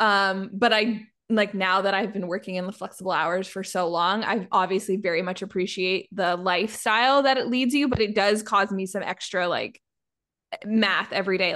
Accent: Canada; I'm Canadian

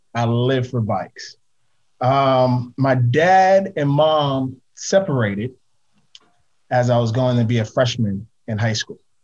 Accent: New York City, New York, United States; I grew up in Harlem

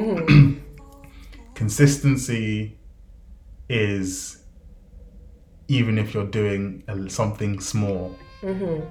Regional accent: Ogun State, Nigeria; So I'm from Ogun State, but my last trip to Nigeria, which was in 2021

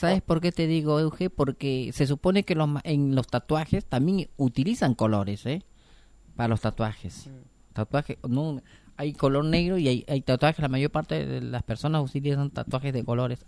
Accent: Peru; now in Argentina; yo soy de Perú

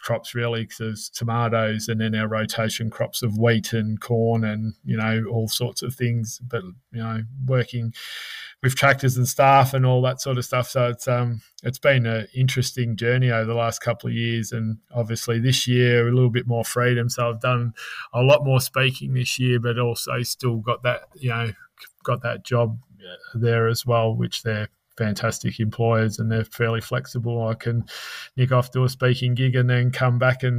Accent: Melbourne, Victoria, Australia; also born or lived in Cockatoo, Victoria; now in Kyabram, Australia; growing up in Melbourne, I grew up at the foot of the Dandenong Ranges or in the Dandenongs themselves at Cockatoo for 5 years of my life.

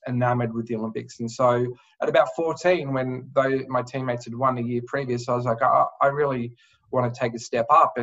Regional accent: Adelaide, South Australia, Australia; also born or lived in Singapore / Southeast Asia; growing up in Adelaide

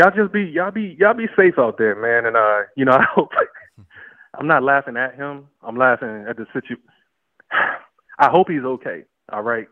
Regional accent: Northern Virginia, United States; moved away; I'm from Northern Virginia

